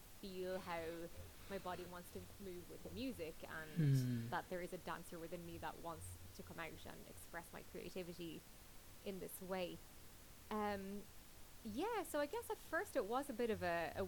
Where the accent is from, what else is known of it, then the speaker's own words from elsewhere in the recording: Drogheda, County Louth, Ireland; my hometown of Drogheda